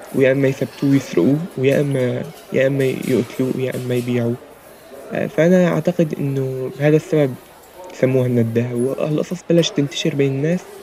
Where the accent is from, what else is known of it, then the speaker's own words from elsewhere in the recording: Syria; now in Egypt; عندنا في سوريا